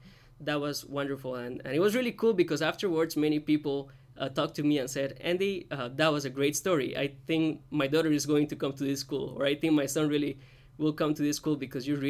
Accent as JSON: {"language": "English", "country": "Costa Rica", "also_born_or_lived": "North Georgia, United States", "lives_now": "Savannah, United States", "said": "I came from Costa Rica, went to North Georgia, and then came down here to Savannah."}